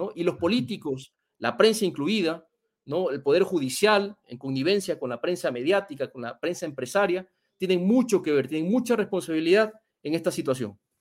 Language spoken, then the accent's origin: Spanish; Ecuador; En mi país